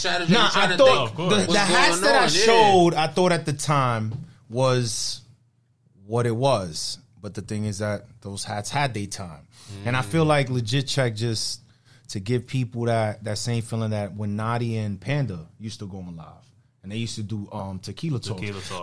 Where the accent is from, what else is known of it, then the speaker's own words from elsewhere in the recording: New York City, New York, United States; we're from the Bronx, man. You know where we're from? We're from the North.